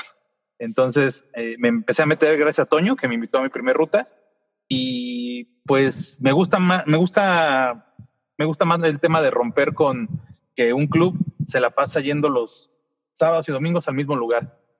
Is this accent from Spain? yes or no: no; Mexico City, Mexico; now in Toluca, Mexico; Soy de la Ciudad de México, vivo en, en la ciudad de Toluca, en el Estado de México